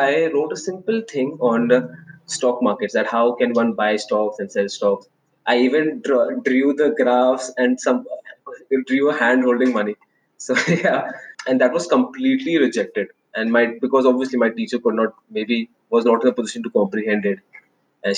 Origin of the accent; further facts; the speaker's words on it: Delhi, India; I am born and brought up in Delhi in a middle class household.